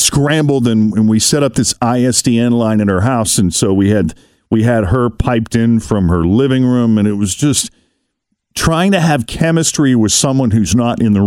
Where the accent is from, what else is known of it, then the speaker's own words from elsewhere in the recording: Boston, Massachusetts, United States; also born or lived in New York / Tampa; now in Cincinnati, United States; I'm originally from the Boston area